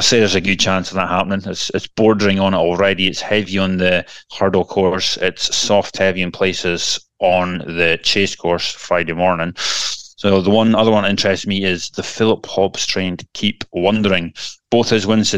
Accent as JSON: {"language": "English", "town": "Elgin", "region": "Scotland", "country": "United Kingdom", "tie": "born or raised there", "moved": "yes", "said": "Elgin City to win at a canter. What a shocker. Unbelievable. My hometown"}